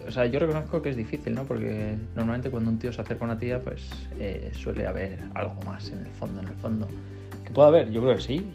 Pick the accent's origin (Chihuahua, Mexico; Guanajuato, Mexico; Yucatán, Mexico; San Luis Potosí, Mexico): Chihuahua, Mexico; soy de México, para ser exacto de Chihuahua